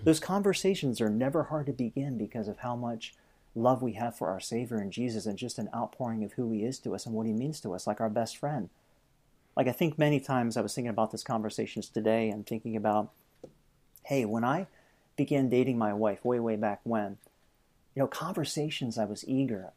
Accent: Lancaster, Pennsylvania, United States; moved away as an adult; now in New Hampshire, United States; I came to know Christ, uh, when I was thirteen at our home church back in Pennsylvania

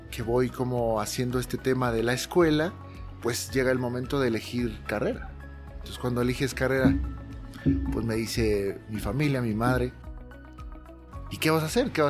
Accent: Mexico; also born or lived in Las Vegas

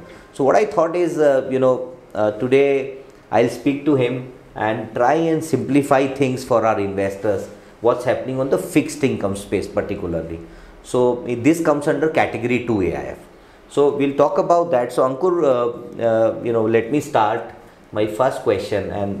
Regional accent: India; as an Indian, we prefer to have savings.

